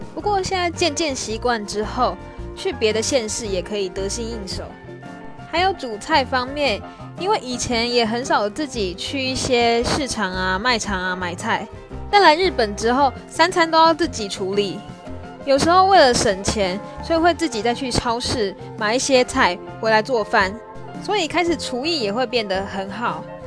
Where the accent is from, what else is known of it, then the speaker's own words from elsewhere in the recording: Taiwan; moved away as an adult; now in Japan; 我在台湾的时候，常常就是觉得出门就随便啦